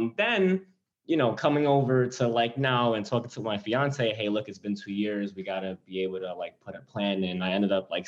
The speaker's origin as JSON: {"language": "English", "region": "New York", "country": "United States", "moved": "as an adult", "lives_now": "New Jersey, United States", "said": "I'm from New York, I'm 24, I'm engaged, just had a second kid, live on my own in New Jersey"}